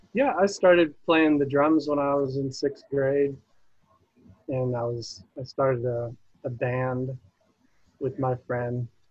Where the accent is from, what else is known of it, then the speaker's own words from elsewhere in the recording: Buffalo, New York, United States; I was born in Buffalo, New York.